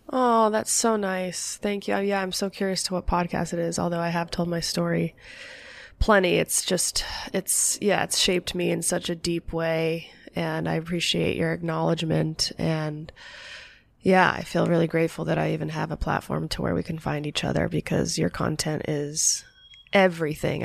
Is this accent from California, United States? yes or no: yes; Los Angeles, California, United States; also born or lived in Sherman Oaks / Calabasas; I was born in Los Angeles